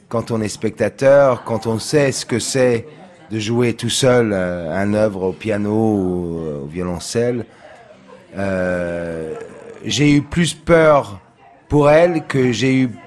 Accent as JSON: {"language": "French", "town": "San Diego", "region": "California", "country": "United States", "second_language": "French", "said": "Alors, euh, je dois dire que je viens de San Diego, que j'étais dans le skateboard et, le surf"}